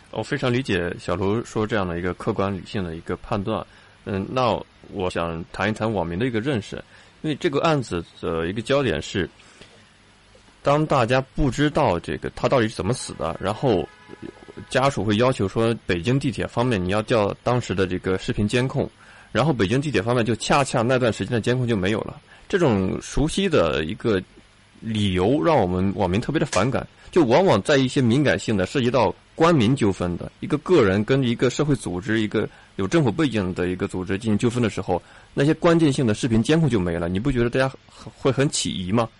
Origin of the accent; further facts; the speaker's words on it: China; 我们中国人